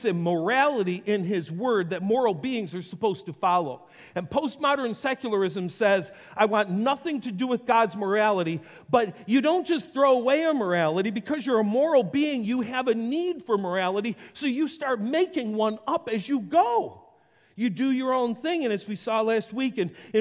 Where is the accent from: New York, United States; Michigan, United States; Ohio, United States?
New York, United States; Western; I grew up in Western New York.